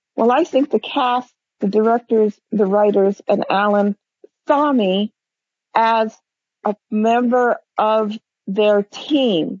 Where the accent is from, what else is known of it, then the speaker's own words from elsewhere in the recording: Hawaii, United States; I am Hawaiian